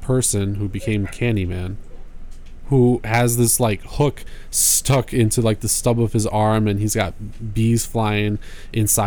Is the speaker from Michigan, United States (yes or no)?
yes; near Detroit, Michigan, United States; growing up near Detroit